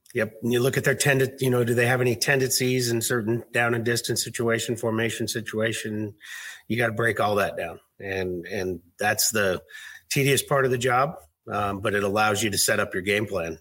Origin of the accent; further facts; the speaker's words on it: suburb of Seattle, Washington, United States; also born or lived in Fort Smith, Arkansas; I grew up up here in this uh, just a suburb of Seattle